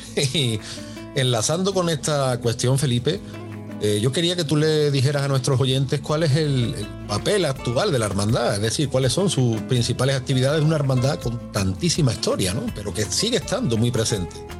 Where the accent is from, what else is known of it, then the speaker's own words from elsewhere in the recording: Seville, Andalusia, Spain; para los que somos de, Sevilla